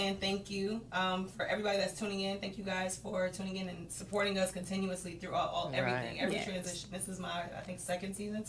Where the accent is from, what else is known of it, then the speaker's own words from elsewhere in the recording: Oklahoma, United States; now in Arizona, United States; So I'm from Oklahoma. I'm here in Arizona doing my thing.